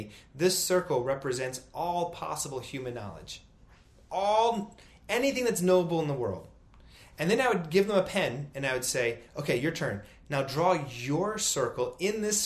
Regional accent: United States; As an American at over 40 years old

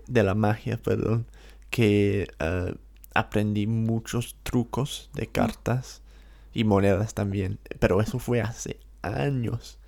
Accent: London, United Kingdom; Spanish is a second language; also born or lived in Valencia / Ecuador; yo soy de Inglaterra, de Londres, la capital

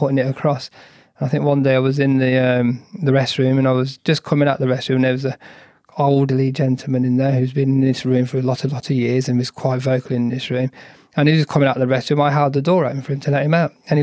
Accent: United Kingdom; I'm British Asian

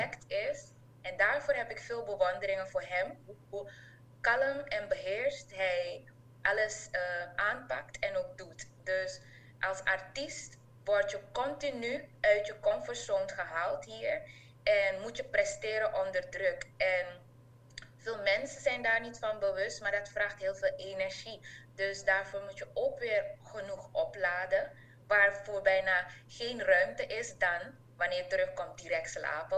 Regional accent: Suriname; also born or lived in Enschede, Netherlands / Hengelo, Netherlands; now in Netherlands; wij hadden elkaar als Surinamers in ehm, eh, Nederland

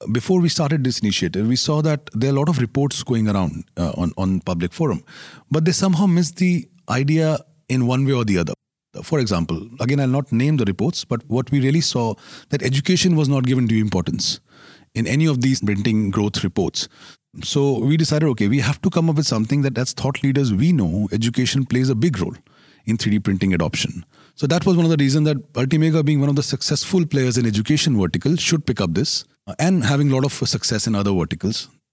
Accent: India; I'm Indian

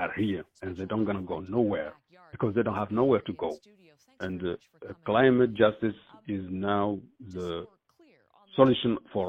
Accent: Mauritania; moved away as an adult; also born or lived in United States; now in Canada; Yeah, I'm from Mauritania. I left Mauritania in 2002.

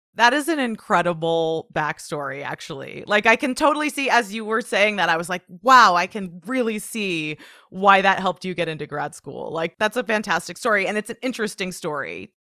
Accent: Portland, United States; my hometown, you know, of Portland

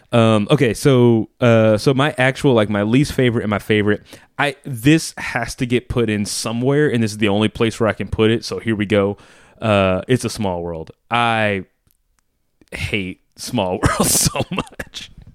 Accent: New Orleans, Louisiana, United States; moved away; also born or lived in California / North Carolina; I'm from New Orleans

